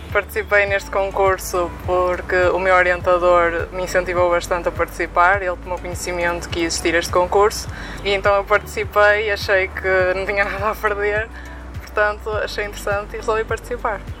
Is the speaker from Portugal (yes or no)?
yes; Vila do Conde, Porto District, Portugal; tenho 25 anos e sou Vila de Conde